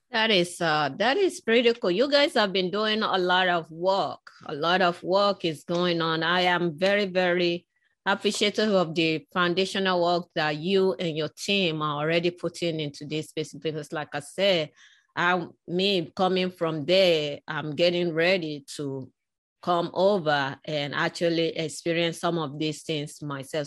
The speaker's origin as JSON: {"language": "English", "region": "Lagos", "country": "Nigeria", "tie": "born or raised there", "moved": "yes", "said": "I was born in West Africa, in Nigeria, in Lagos"}